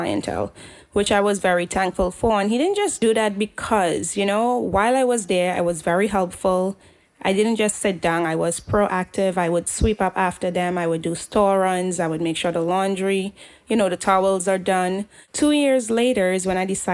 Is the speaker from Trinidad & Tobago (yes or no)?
yes; Trinidad & Tobago; moved away; I grew up in Trinidad